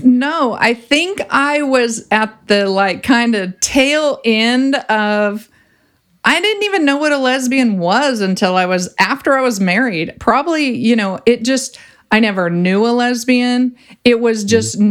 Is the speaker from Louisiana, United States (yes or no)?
no; Ventura, California, United States; I grew up in Ventura and I grew up surfing